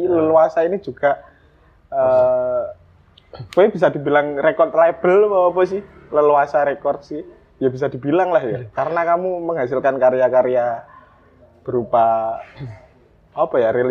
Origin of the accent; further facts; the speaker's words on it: Klaten, Central Java, Indonesia; kita sama-sama wong Klaten ya.